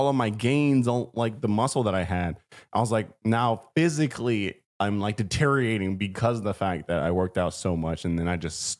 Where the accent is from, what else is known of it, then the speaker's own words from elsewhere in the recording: San Francisco, California, United States; Then April 2nd, we're in my hometown, San Francisco, at the Gary Theater.